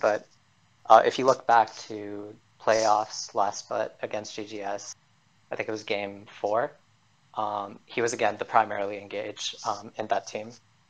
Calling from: Pittsburgh, Pennsylvania, United States; I'm calling from Pittsburgh, Pennsylvania.

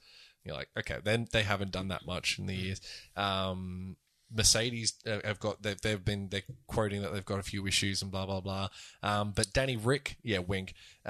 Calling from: Bahrain; I'm calling from Bahrain. We're not even in Europe.

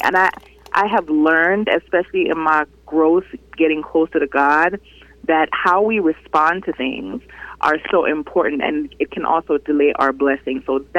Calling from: Miami, Florida, United States; … from Miami.

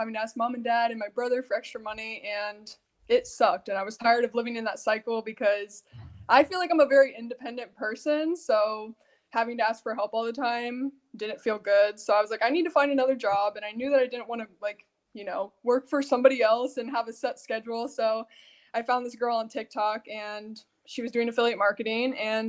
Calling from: Ohio, United States

